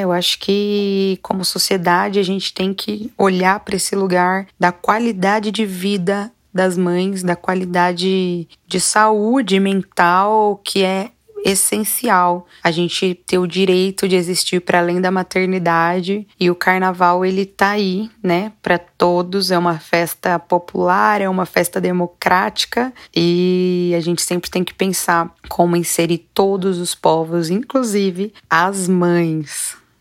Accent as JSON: {"language": "Portuguese", "region": "interior of São Paulo", "country": "Brazil", "tie": "born or raised there", "moved": "yes", "lives_now": "São Paulo, Brazil", "said": "moro em São Paulo mesmo, capital, nasci no interior de São Paulo."}